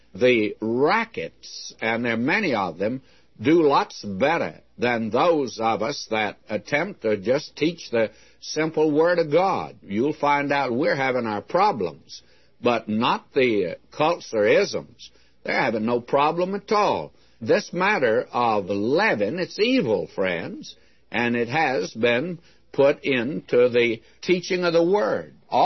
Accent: the South, United States; I was brought up in the South where we had hot biscuits

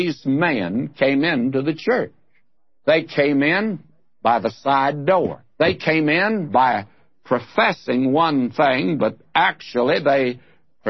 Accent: the South, United States; moved away as an adult; now in California, United States; the church that I was raised in the South

